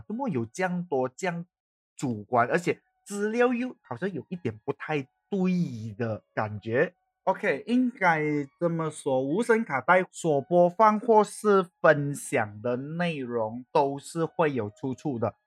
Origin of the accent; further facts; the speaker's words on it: Malaysia; accent: Malaysian Chinese; 我们一般上马来西亚华人是怎样讲，我会尽可能保持我这样的口音